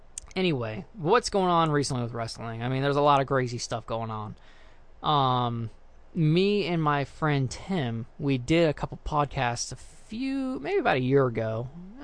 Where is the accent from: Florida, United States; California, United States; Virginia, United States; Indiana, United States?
Florida, United States; South; now in North Florida, United States; I moved away from South Florida up here to North Florida